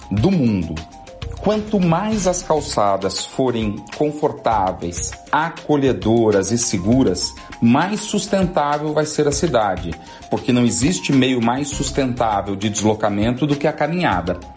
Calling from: São Paulo, Brazil; sou do Campo Belo.

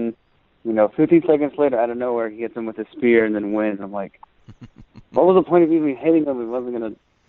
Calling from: Georgia, United States; from Georgia.

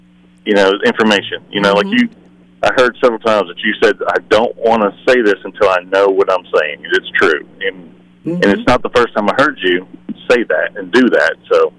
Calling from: Town Creek, Alabama, United States; I come all the way from Town Creek.

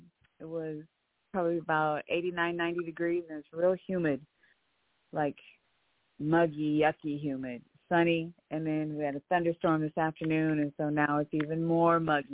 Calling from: Omaha, Nebraska, United States; I'm calling from Omaha, Nebraska.

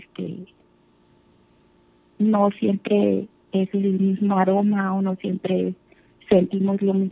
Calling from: Texas, United States; Vivo en Texas.

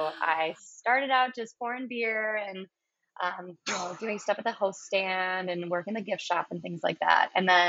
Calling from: Milwaukee, Wisconsin, United States; I'm calling from Lakefront Brewery in Milwaukee, Wisconsin.

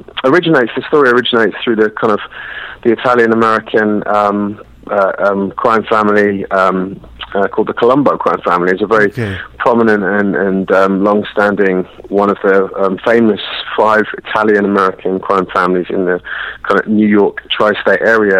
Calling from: London, United Kingdom; I'm calling you from London, London, England.

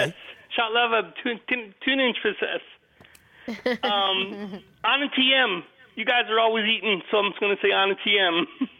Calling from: Philadelphia, Pennsylvania, United States; I'm calling from Philadelphia.

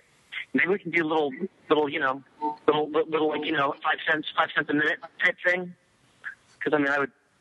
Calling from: Maryland, United States

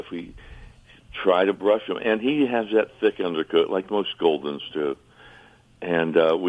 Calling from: Fayetteville, North Carolina, United States; I am calling from the Fayetteville, Fort Bragg part of North Carolina.

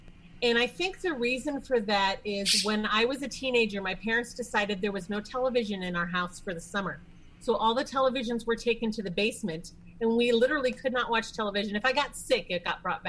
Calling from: Apple Valley, Minnesota, United States; I am calling from Apple Valley, Minnesota, which is a suburb of the Twin Cities area.

